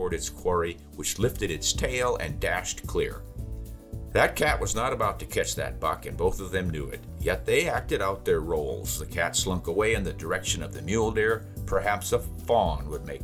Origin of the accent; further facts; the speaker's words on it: South Dakota, United States; as a farm kid growing up in South Dakota, we had to go out and do chores